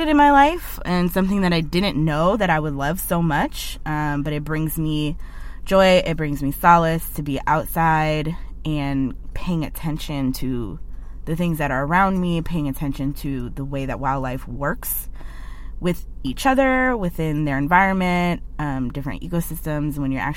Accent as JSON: {"language": "English", "town": "Cleveland", "region": "Ohio", "country": "United States", "moved": "as an adult", "lives_now": "Portland, United States", "said": "I'm originally from Cleveland, Ohio"}